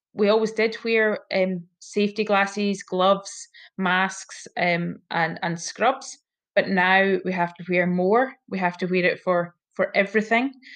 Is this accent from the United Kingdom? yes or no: yes; hometown about 15 miles from Dalbeattie, Scotland, United Kingdom; also born or lived in Cardiff, Wales; came back to my my hometown and um, did my vocational training year there.